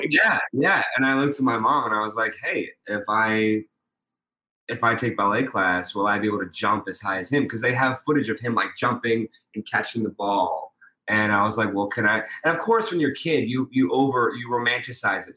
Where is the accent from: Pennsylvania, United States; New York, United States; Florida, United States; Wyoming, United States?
Pennsylvania, United States; Pittsburgh; I'm from Pittsburgh, Pennsylvania.